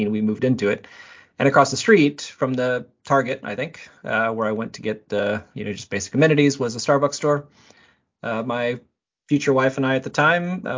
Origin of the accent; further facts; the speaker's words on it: South Bend, Indiana, United States; I'm born and raised in South Bend, Indiana